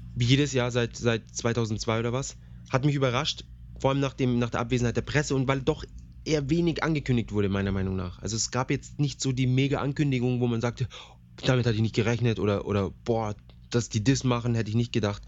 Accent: Germany; bei uns in Deutschland

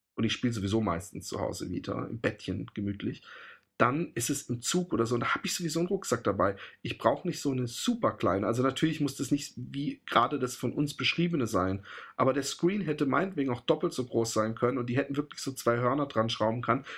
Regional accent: Germany; now in Netherlands; bei uns in Deutschland

